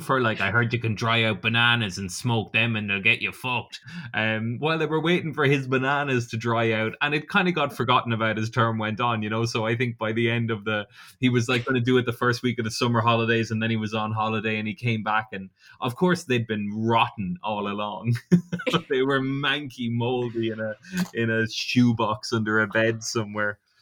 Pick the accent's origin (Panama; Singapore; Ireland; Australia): Ireland; Portarlington; I'm from Port Arlington and it's split down the middle with a river